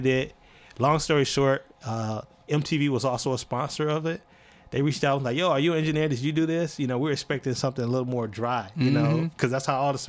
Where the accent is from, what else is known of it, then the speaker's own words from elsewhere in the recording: Alabama, United States; also born or lived in South Georgia; now in North Carolina, United States; I would say Alabama